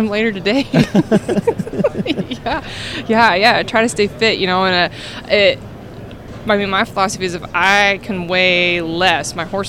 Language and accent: English; Spokane, Washington, United States; I'm from Spokane, Washington.